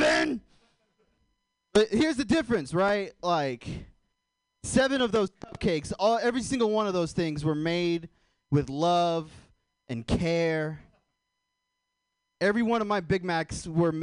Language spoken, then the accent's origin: English; Portland, Oregon, United States; I'm from Portland, too